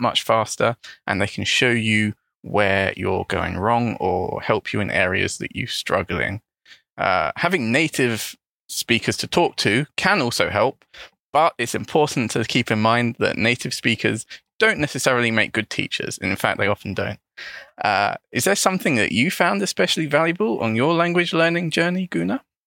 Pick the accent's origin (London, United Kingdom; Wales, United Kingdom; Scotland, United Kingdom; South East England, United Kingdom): London, United Kingdom; first language English; I'm also an English teacher from London in the United Kingdom.